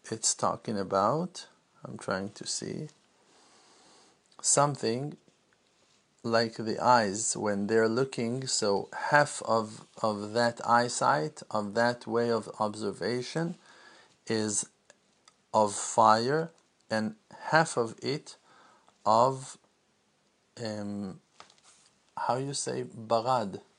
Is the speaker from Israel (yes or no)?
yes; Jerusalem, Jerusalem District, Israel; didn't grow up in Brooklyn. I didn't grow up in uh, in Orlando. I didn't grow up in. Uh, Tennessee. I grew up in Jerusalem.